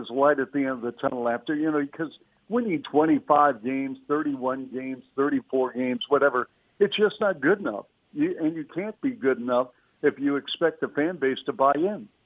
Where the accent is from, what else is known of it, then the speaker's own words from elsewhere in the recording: Seattle, Washington, United States; I grew up in Seattle